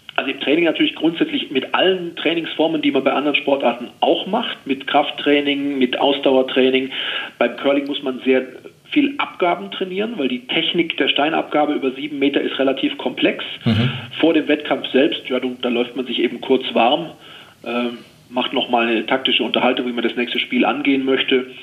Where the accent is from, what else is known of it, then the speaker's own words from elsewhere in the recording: Oberstdorf, Bavaria, Germany; in Oberstdorf, eben in meiner Heimat im Allgäu